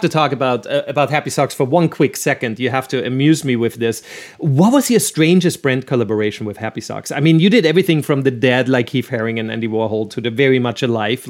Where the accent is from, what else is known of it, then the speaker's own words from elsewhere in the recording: Austria; moved away as an adult; now in Los Angeles, United States; I'm Austrian